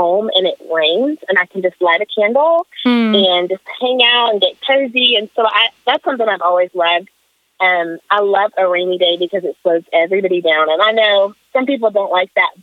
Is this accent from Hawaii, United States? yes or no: no; Moneta, Virginia, United States; I'm from Moneta, Virginia. It's a little town outside of Roanoke.